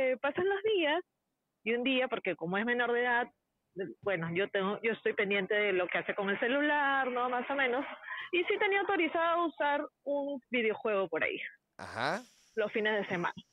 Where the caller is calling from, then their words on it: Peru; Hola hermoso